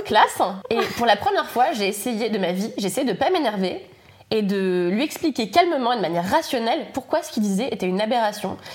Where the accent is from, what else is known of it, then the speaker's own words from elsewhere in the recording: Levallois-Perret, Île-de-France, France; also born or lived in Paris; je suis née à Paris, mais j'ai grandi à Levallois-Perret